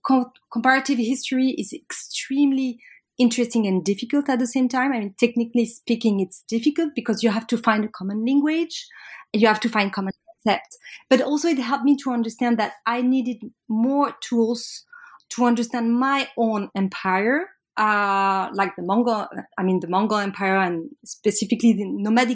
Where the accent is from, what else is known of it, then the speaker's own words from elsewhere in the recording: Paris, Île-de-France, France; I'm French from Paris, and I did my undergrad in Paris La Sorbonne